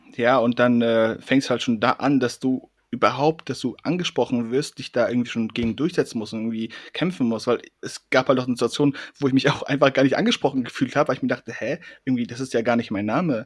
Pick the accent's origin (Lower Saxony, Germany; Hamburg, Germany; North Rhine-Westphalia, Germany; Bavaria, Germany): Hamburg, Germany; ich komme aus Hamburg, ne? Da ist Sommer halt zwei Wochen